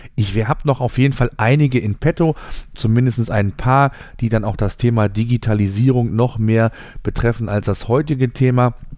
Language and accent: German; Germany; bei uns in Deutschland